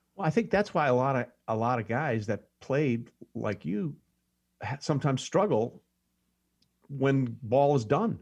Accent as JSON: {"language": "English", "town": "Greenwich", "region": "Connecticut", "country": "United States", "tie": "born or raised there", "also_born_or_lived": "New York City / Los Angeles / Hong Kong", "said": "I grew up in a little town called Greenwich, Connecticut, which was right outside New York City"}